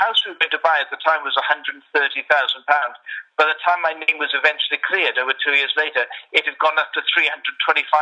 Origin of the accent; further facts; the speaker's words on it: Wales, United Kingdom; now in London, United Kingdom; I'm originally from Wales. That's sort of my background, and been living in London for a while